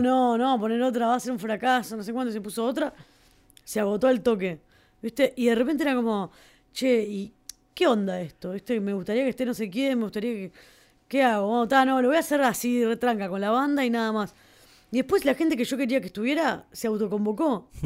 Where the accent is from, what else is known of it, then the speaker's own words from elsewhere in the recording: Uruguay; Uruguay, que somos 4 millones de personas